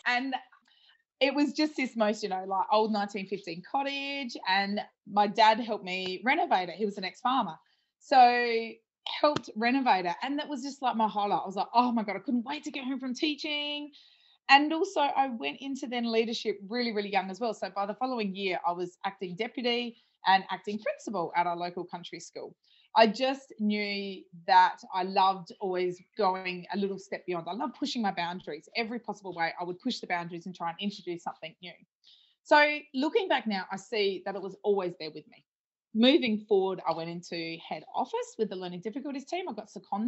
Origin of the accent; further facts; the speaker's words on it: Adelaide Hills, South Australia, Australia; I'm originally from the Adelaide Hills.